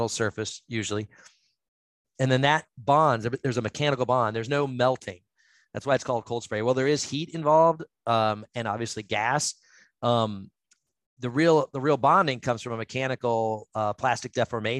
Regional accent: Northeast Ohio, United States; I grew up in Northeast Ohio, where all the steel mills were up there

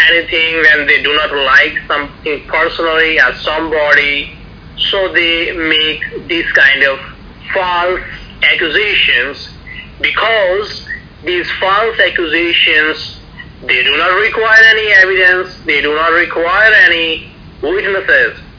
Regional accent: Pakistan; now in New York City, United States; I'm a Pakistani Christian and US citizen from New York City.

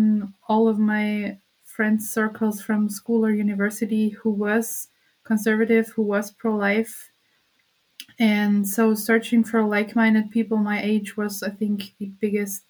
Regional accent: Austria; here in my hometown in Austria

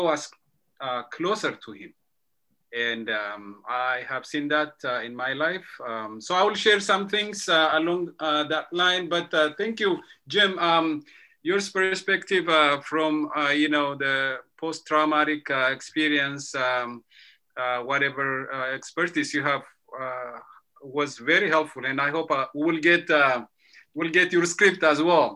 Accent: Ethiopia; now in near Washington, D.C., United States; I'm originally from Ethiopia

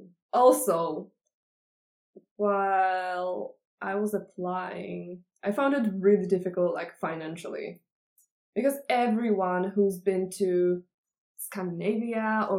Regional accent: Czechia; English is a second language; moved away as an adult; now in Denmark; I come from Czech Republic

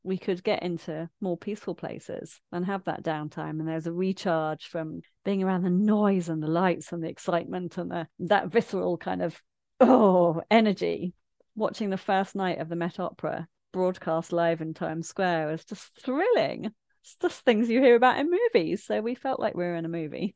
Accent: Midlands, United Kingdom; moved away; I grew up in the Midlands

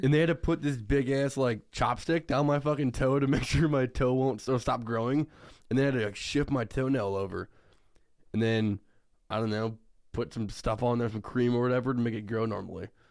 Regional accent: Iowa, United States; also born or lived in Cedar Rapids, Iowa; I moved, like, to Cedar Rapids, which is thirty-five minutes away from my hometown.

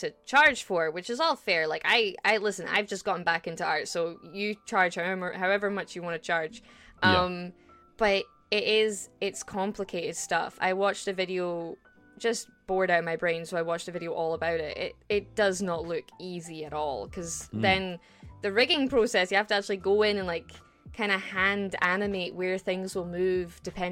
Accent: Scotland, United Kingdom; I'm a Scottish, yes, the land of the brave, the land of the free.

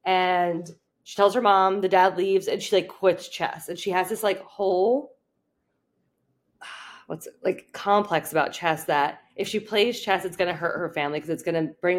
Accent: New Jersey, United States

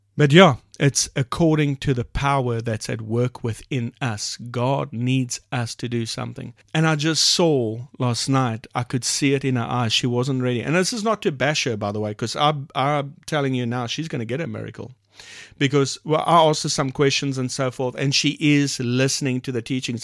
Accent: South Africa; first language English; We have multiple languages in South Africa. The main language is English, second is Afrikaans, and so forth. She's Afrikaans, I'm English

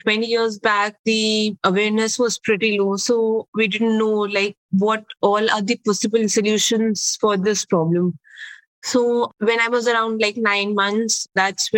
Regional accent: Delhi, India; I was born and brought up in Delhi, which is in India.

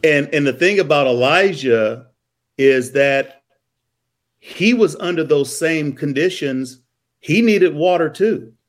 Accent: Columbia, Missouri, United States; I'm from Columbia, Missouri.

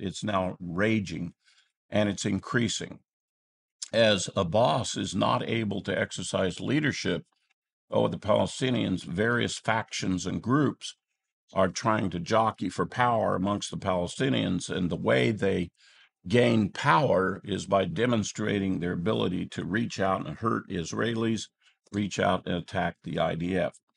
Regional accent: United States; as American citizens

